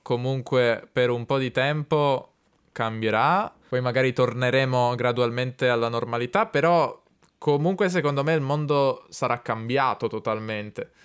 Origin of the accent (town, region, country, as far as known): Italy; also born or lived in Turin